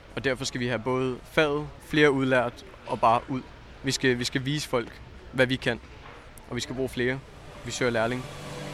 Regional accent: Zealand, Denmark; Jeg er fra Sjælland

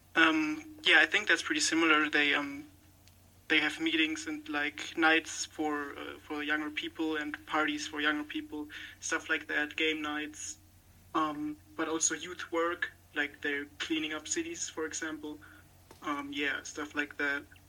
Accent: Rhineland-Palatinate, Germany; I'm from the Rhineland-Palatinate state in Germany

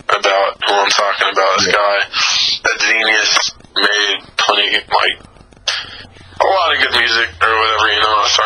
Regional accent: the South, United States; I grew up in the South, so I've always been around rap music, especially trap music. I'm from the South

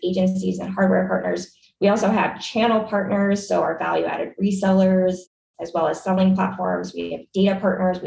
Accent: New Hampshire, United States; moved away; also born or lived in Washington, D.C. / Bay Area, California; I'm originally from the East Coast. I grew up in New Hampshire

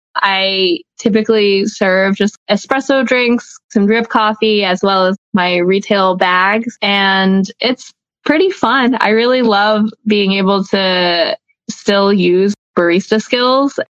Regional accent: Atlanta, Georgia, United States; grew up in Atlanta. I was born and raised here.

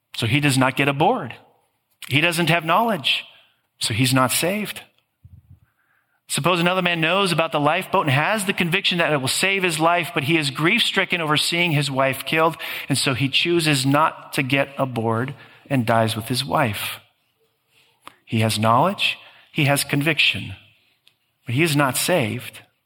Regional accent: Green Bay, Wisconsin, United States; living in this mid sized Midwestern blue collar city of Green Bay

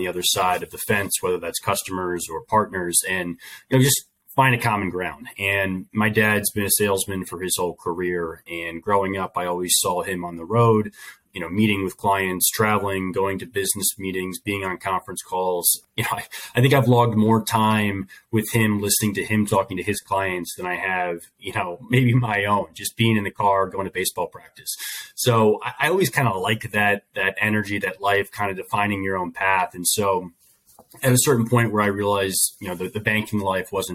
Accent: Delaware, United States; moved away as an adult; also born or lived in New York / Chicago; now in California, United States; I grew up in Delaware. I've lived most of my life in Delaware

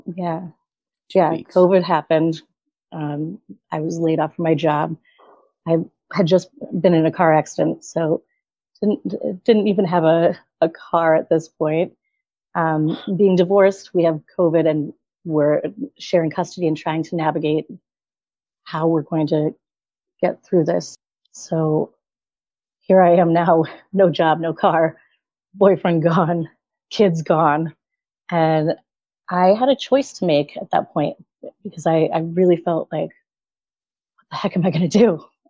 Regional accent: right outside of Hartford, Connecticut, United States; I'm in Connecticut. So I'm right outside of Hartford. Grew up here, been here my whole life

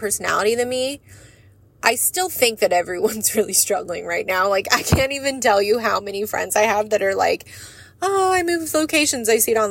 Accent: United States; We as the American people

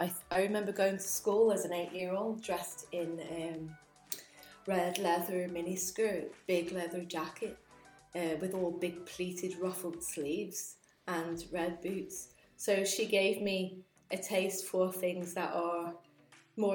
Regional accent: Telford, West Midlands, United Kingdom; moved away; also born or lived in London; I grew up in Telford, which is, I mean, it's like this small town, really.

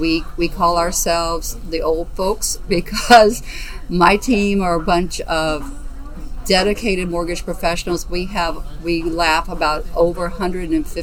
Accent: Alabama, United States; also born or lived in Southwest Florida; now in Naples, United States; I am originally from Alabama. I have been in Southwest Florida since 1981

